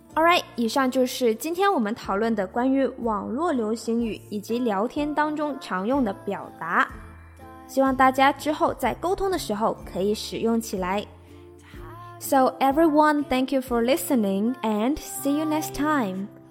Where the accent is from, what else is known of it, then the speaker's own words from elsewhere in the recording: China; 我们中国人